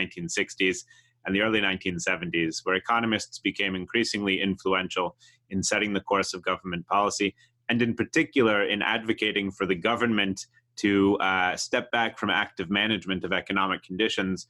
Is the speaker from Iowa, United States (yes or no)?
no; outside of Boston, Massachusetts, United States; I grew up outside of Boston